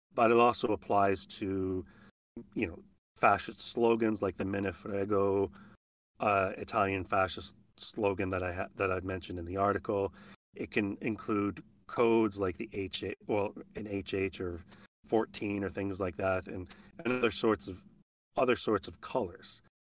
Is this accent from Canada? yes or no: yes; Edmonton, Alberta, Canada; moved away as an adult; my hometown